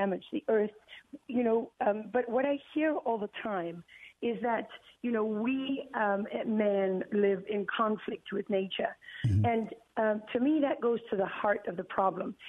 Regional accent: Durban, KwaZulu-Natal, South Africa; Durban, the city where I was born

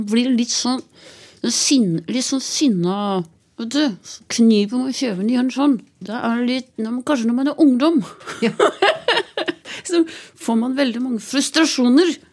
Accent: Biri, Innlandet, Norway; also born or lived in Hedmark; Jeg er jo fra Biri

